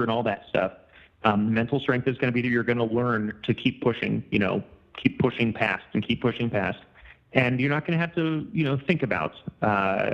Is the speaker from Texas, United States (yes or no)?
no; Southern California, United States; I was raised in Southern California